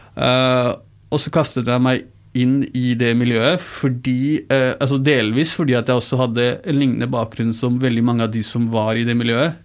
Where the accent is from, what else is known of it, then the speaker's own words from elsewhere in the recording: Oslo, Norway; first language Urdu; der jeg vokste opp, så Eh, på Mortensrud